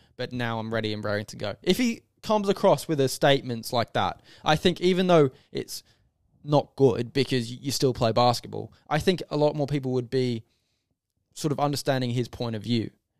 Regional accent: Australia; he is very opposite to our values as an Australian. As an Australian, especially in sports, we're all taught as kids to give it a go and try your best and sacrifice for your team. That's the most important thing in Australia.

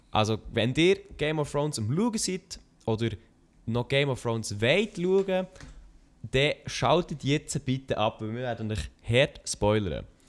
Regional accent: Bern, Switzerland; als Berner

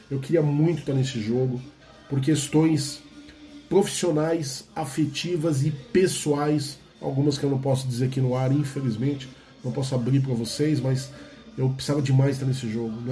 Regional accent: Brazil

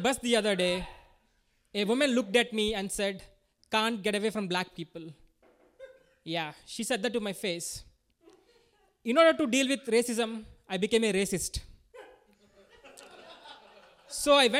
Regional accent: India; moved away; I'm from India

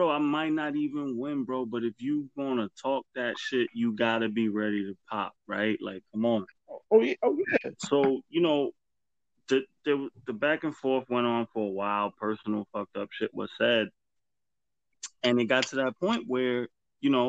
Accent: New York, United States; But if I say I'm from the Bronx, they know that already.

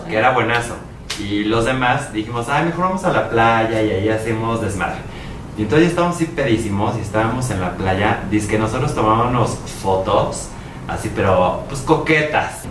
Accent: Mexico City, Mexico; a los de la ciudad

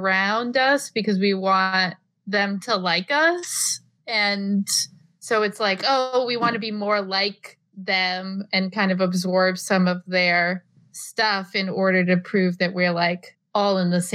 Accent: Rhode Island, United States; accent: thick Rhode Island regional accent; I have a pretty thick Rhode Island regional accent

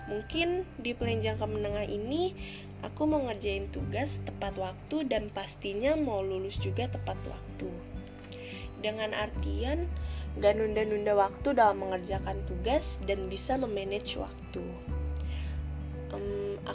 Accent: Bandar Lampung, Lampung, Indonesia; Eh ya, kenalin … asal aku dari Bandar Lampung.

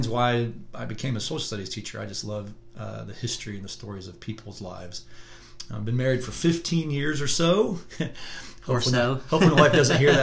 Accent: Marion, Indiana, United States; I was raised in Marion, Indiana

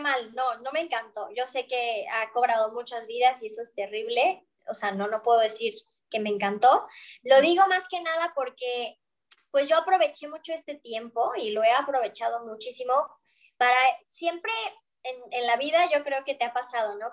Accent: Mexico; moved away as an adult; also born or lived in Barcelona, Spain; yo soy de México

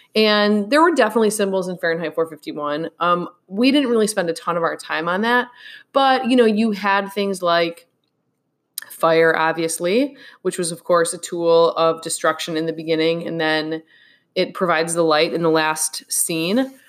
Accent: United States; we, as an American people

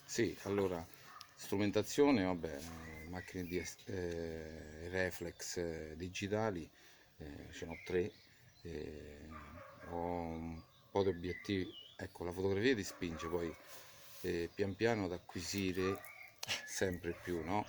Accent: Vicovaro, Lazio, Italy; also born or lived in London; io sono cresciuto eh, a Vicovaro

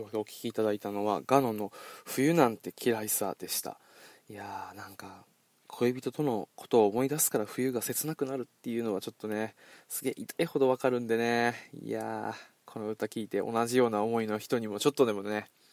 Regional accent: Okinawa, Japan; moved away; 今、実は俺、地元沖縄に今戻ってきてるんですよ

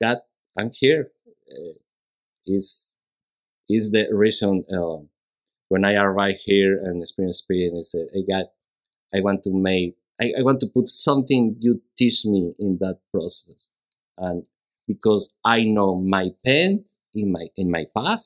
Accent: Mexico; English is a second language; moved away as an adult; now in Houston, United States; I'm from Mexico

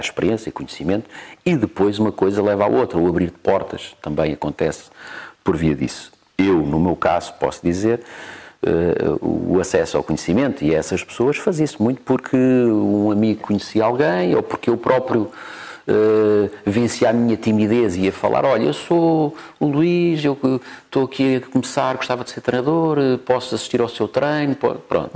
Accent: Cascais, Lisbon, Portugal; also born or lived in Mozambique; eu cresci em Cascais

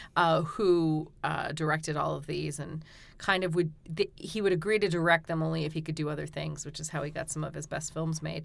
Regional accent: Weymouth, Massachusetts, United States; I was born in Weymouth

